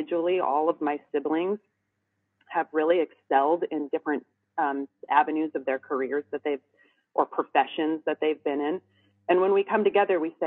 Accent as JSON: {"language": "English", "area": "the Northwest", "region": "Pacific Northwest", "country": "United States", "said": "I'm from the Northwest."}